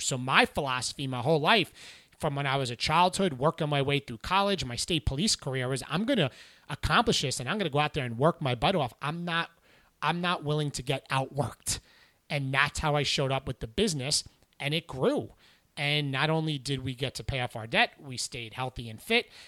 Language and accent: English; St. James, New York, United States; I grew up in New York, specifically in Long Island in Suffolk County in Saint James, which is in Smithtown.